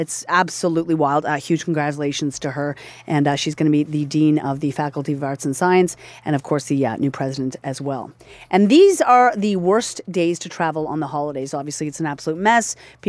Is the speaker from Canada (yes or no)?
yes; Nova Scotia, Canada; moved away; I'm from Nova Scotia. I never usually go home for Christmas.